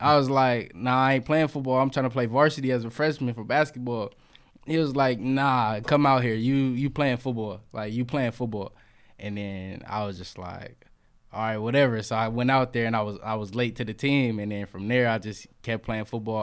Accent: Fresno, California, United States; I'm from Fresno, but, uh, where I was raised is Butler Park.

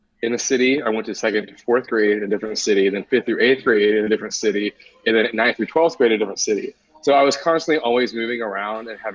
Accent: Newton, New Jersey, United States; now in San Diego, United States; I was in the womb in New Jersey

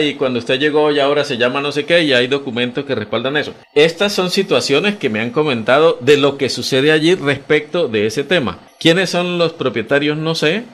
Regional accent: San Juan del Cesar, La Guajira, Colombia; now in Bucaramanga, Colombia; yo soy de San Juan del Cesar, eso es en la Guajira colombiana

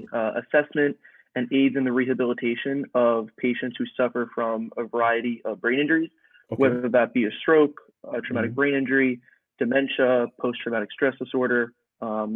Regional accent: New York, United States; I'm from New York

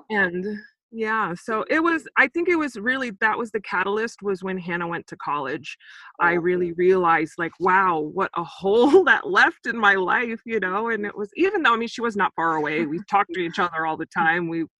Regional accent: Saint Croix, U.S. Virgin Islands; also born or lived in Sacramento, California, United States; now in United States; I'm actually originally from the Virgin Islands, on um, the island of Saint Croix

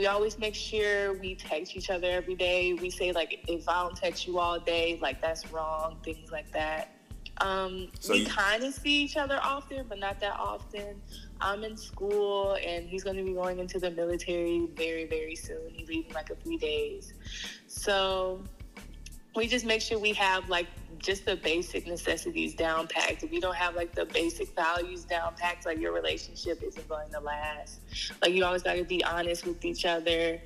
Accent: Indiana, United States; I'm from Indiana

